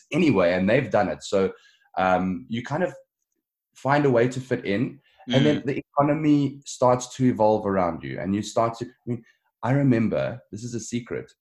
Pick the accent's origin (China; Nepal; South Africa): South Africa; Johannesburg, Gauteng; moved away as an adult; now in Ontario, Canada; I grew up in Johannesburg